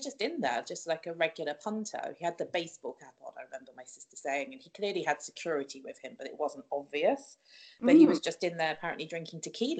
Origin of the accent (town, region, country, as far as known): United Kingdom; born or raised there